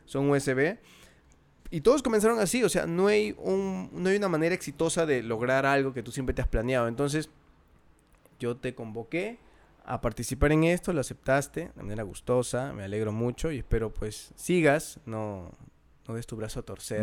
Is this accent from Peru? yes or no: yes; Peru